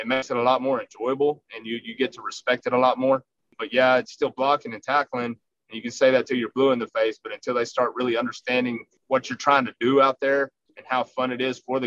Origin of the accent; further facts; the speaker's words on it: Rankin, Texas, United States; I grew up in Rankin